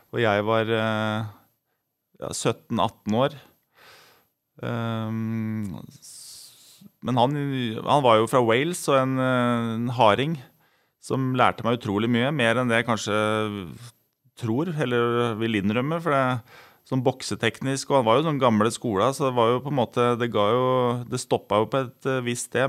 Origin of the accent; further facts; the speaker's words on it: Elverum, Innlandet, Norway; jeg er fra Elverum og bodde på Søbakken